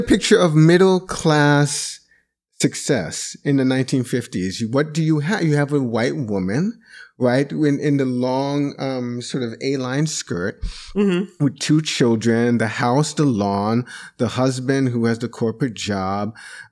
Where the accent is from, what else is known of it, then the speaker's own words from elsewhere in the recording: Jamaica; moved away; So this is where I am the black man, as a Jamaican immigrant, I want to say that I see this in this way.